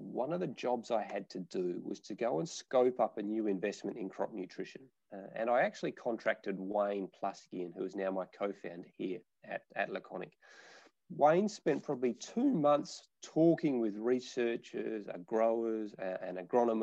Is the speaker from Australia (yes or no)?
yes; Nabawool, near Northam, Western Australia, Australia; My family are fifth generation farmers in a little small town called Nabawul, which is about 30 kilometres just out of Durham